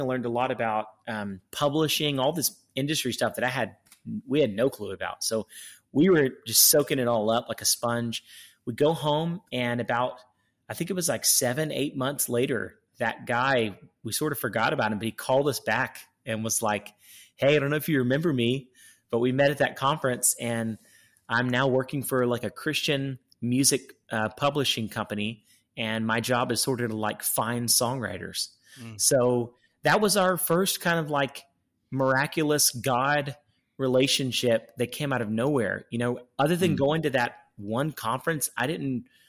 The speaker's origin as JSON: {"language": "English", "town": "Baytown", "region": "Texas", "country": "United States", "tie": "born or raised there", "said": "we're all from Texas, all from kind of the Houston, Baytown area. We say Houston, but we're actually from Baytown, which is just east of Houston"}